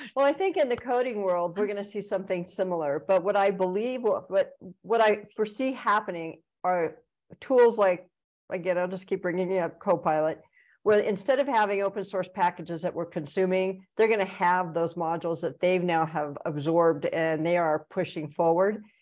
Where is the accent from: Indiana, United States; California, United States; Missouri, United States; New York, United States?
California, United States; I'm from California